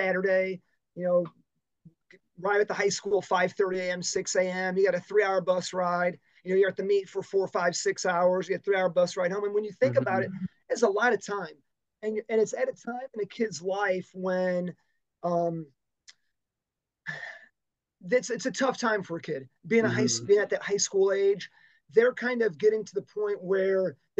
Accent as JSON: {"language": "English", "town": "Dyer", "region": "Indiana", "country": "United States", "tie": "born or raised there", "said": "So I grew up in Dyer on the north side of the Lake Central kind of boundary lines, and went to a small parochial Lutheran grade school in Munster"}